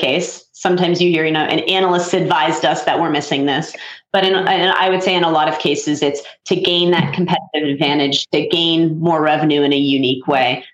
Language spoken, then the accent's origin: English; Pennsylvania, United States; I'm from Pennsylvania originally